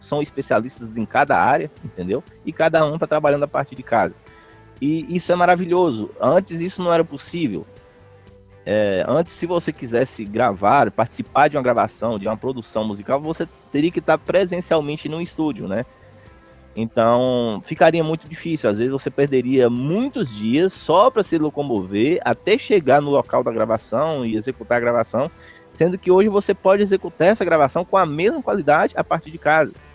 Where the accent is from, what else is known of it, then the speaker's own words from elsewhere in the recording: interior of Minas Gerais, Brazil; eu sou do interior de Minas Gerais